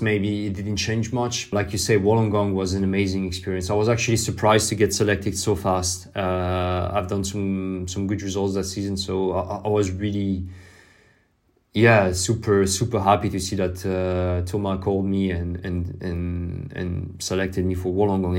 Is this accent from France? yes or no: yes; France; English is a second language; I grew up in France